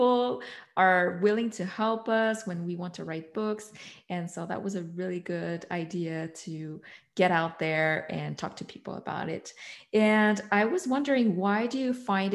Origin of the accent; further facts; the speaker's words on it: Canada; I'm white, I'm from Canada